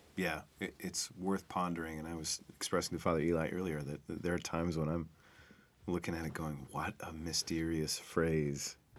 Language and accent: English; United States; what I've been taught as an American, as a kid growing up